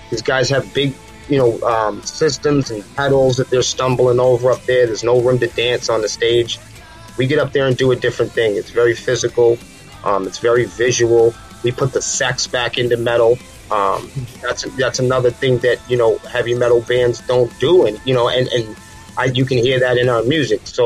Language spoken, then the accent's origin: English; Manchester, New Hampshire, United States; again, we're from Manchester, New Hampshire, and that's a that's a very big town. It's a very dense, small town um, in southern New Hampshire.